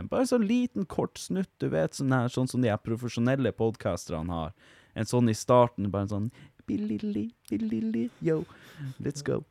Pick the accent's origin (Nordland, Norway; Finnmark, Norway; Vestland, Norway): Finnmark, Norway; Vardø; now in Hammerfest, Norway; Jeg er fra Vardø, bor i Hammerfest. Flytta hit for ti år sia.